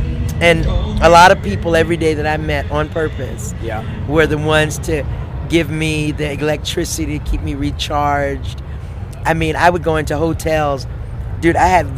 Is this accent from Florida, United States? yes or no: yes; Panama City, Florida, United States; Third grade in Panama City, Florida.